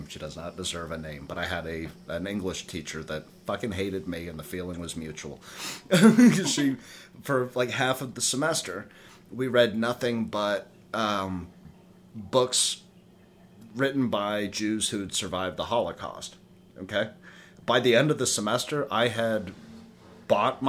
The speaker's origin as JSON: {"language": "English", "region": "the South", "country": "United States", "tie": "born or raised there", "said": "growing up in the South"}